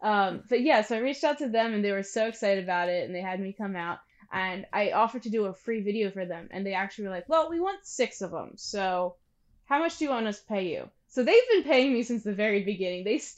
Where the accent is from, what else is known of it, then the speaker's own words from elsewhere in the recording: Pennsylvania, United States; also born or lived in New Jersey; I'm from Pennsylvania now, but I was born in South Jersey. And then through moving, I am in Pennsylvania again. Most of my life that I fully remember has been in Pennsylvania.